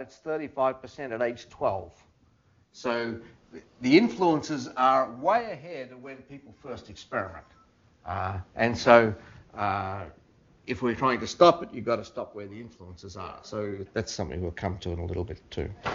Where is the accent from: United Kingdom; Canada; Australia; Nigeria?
Australia; moved away as an adult; now in United States; I was from Australia